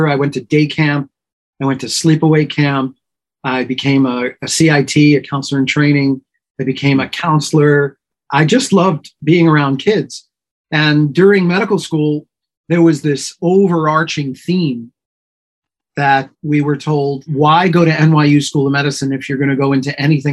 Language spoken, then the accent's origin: English; New York, United States; I was born and raised in New York and pretty much lived here almost